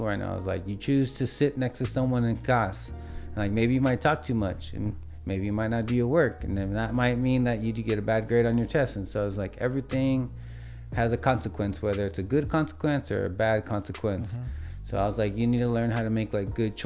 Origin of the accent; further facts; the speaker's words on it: Wilmington, California, United States; also born or lived in San Pedro, California; I enjoyed growing up in Wilmington